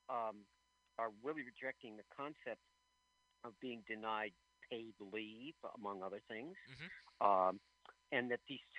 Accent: United States; I'm an American. I'm proud of being American.

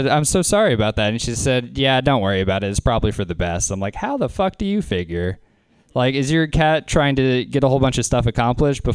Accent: Louisiana, United States; I'm from Louisiana.

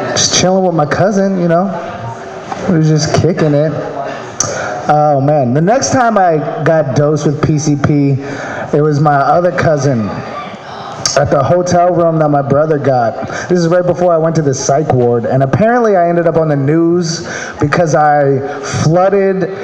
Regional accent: Maryland, United States; moved away; I'm from Maryland

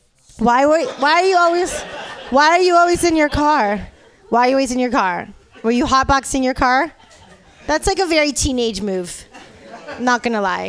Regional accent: Los Angeles, California, United States; now in San Francisco, United States; I'm from LA. All right, I'm originally from the West Hood, you know, like where UCLA is

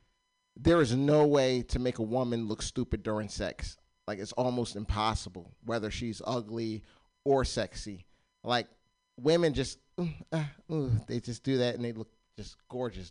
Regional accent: Warminster, Pennsylvania, United States; moved away; I'm from Warminster, Pennsylvania.

